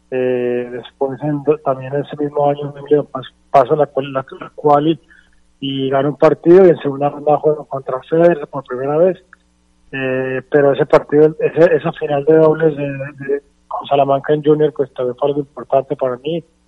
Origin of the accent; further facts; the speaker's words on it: Bogotá, Colombia; por haber vivido en Bogotá, crecí en Bogotá